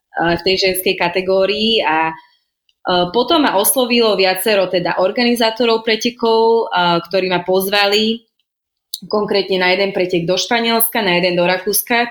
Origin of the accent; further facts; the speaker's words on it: Slovakia; moved away as an adult; also born or lived in Shanghai, China; now in Hong Kong; som zo Slovenska